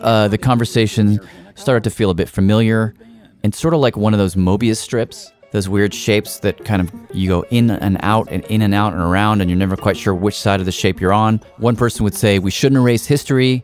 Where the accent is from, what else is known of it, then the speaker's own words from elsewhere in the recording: Tennessee, United States; my home state of Tennessee